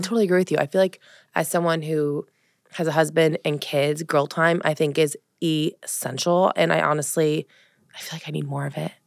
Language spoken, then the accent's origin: English; Colorado, United States; also born or lived in West Hollywood, California / Los Angeles, California; now in East Coast, United States; growing up in Colorado, I think, was very different than growing up in the East Coast